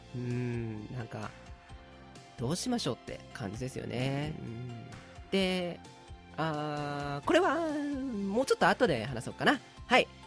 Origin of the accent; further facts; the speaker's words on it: Tokyo, Japan; 俺、東京生まれ東京育ちなんで